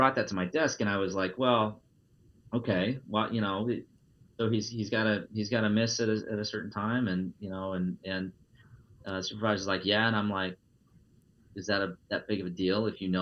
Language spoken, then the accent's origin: English; Iowa, United States; I'm a straight white male born and raised in Iowa